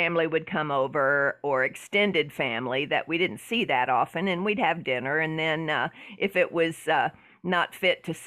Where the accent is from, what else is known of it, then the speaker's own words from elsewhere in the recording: the South, Southern United States, United States; accent: Southern; I kind of lean into my Southern accent